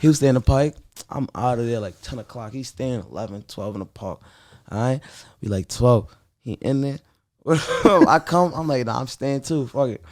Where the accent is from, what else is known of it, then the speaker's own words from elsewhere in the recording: New York City, New York, United States; I'm from Sugar Hill, Harlem